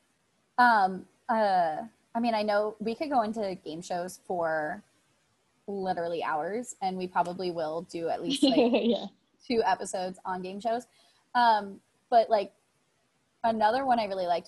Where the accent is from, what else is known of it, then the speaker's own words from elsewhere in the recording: San Francisco, California, United States; moved away as an adult; also born or lived in Las Vegas, Nevada; now in Orlando, United States; I grew up in San Francisco area and like the Bay Area